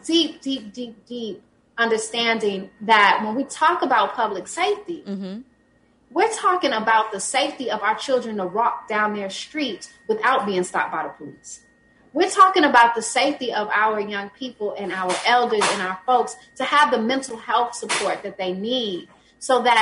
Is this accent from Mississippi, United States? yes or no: yes; Jackson, Mississippi, United States; also born or lived in Brooklyn, New York; I moved back home to Jackson from New York